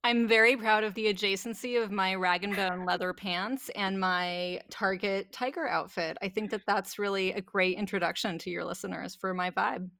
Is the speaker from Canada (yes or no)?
yes; Canada; I grew up in Canada